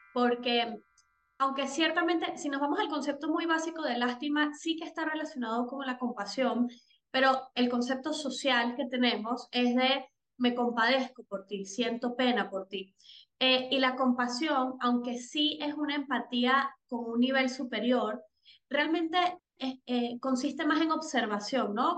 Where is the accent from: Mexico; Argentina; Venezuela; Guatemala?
Venezuela; soy venezolana